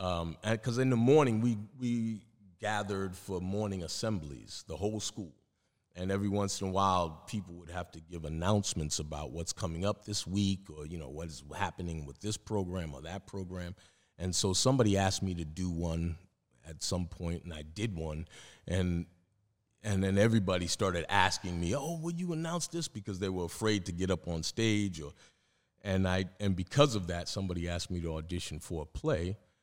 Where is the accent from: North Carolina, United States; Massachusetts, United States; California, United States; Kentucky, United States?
Massachusetts, United States; Roxbury; there weren't a lot of people going to college from where I came from Roxbury.